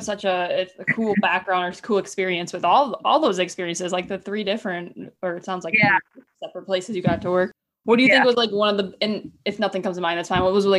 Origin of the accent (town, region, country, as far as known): Chicago, Illinois, United States; born or raised there